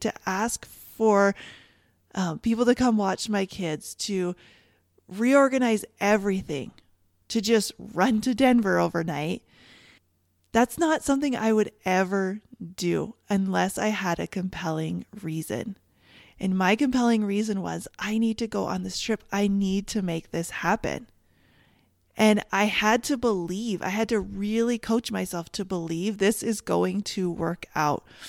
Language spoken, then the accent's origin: English; Canada; I'm from Canada